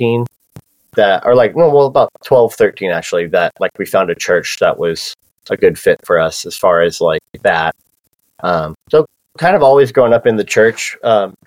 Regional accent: Encinitas, California, United States; I grew up in Cardiff and Encinitas area, North County, San Diego.

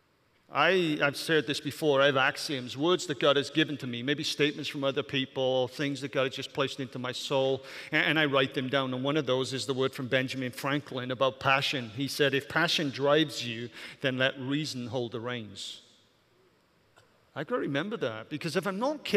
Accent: Welsh, Wales, United Kingdom; moved away; I'm Welsh

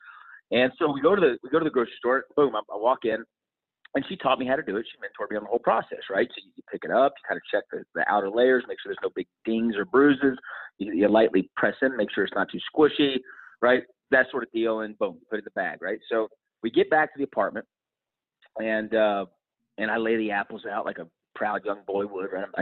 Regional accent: Dallas, Texas, United States; I was born and raised in Dallas, Texas

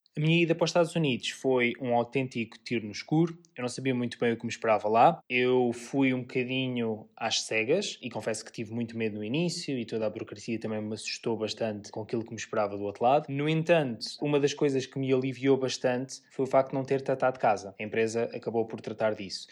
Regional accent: Portugal; moved away as an adult; also born or lived in San Francisco, United States

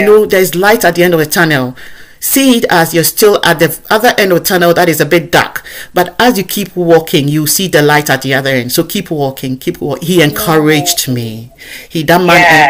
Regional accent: Ghana; accent: African; moved away as an adult; now in United Kingdom; I sound just as I sound as a Ghanaian from where I come from.

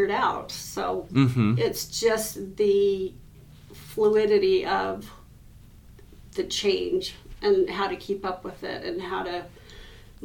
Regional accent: Preston, Idaho, United States; moved away as an adult; also born or lived in Bancroft, Idaho; now in Logan, United States; I grew up in Preston

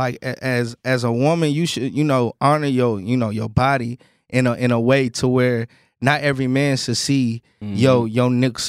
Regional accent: Fort Worth, Texas, United States; also born or lived in Haltom City, Texas / North Richland Hills, Texas / Watauga, Texas; I'm from Fort Worth. You feel what I'm saying? I'm from the east side of Fort Worth. I done stayed in Fort Worth, east side of Fort Worth. I done stayed in Haltom City, North Richard Hills, Wataga, all that.

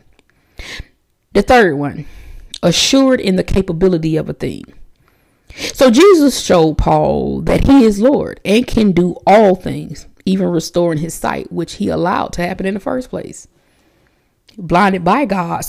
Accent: United States; I'm American

